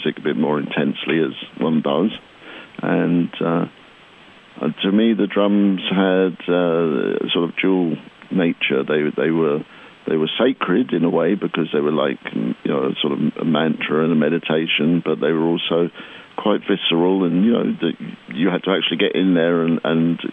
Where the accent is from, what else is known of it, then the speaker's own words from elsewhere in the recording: Crawley, South East England, United Kingdom; we grew up in Crawley, which is about 25 miles south of London